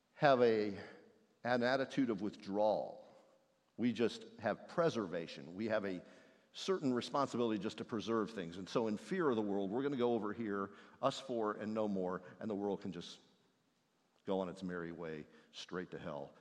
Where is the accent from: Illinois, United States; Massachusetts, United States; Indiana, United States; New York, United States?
Indiana, United States; moved away; the one I grew up in in Indiana next to a soybean field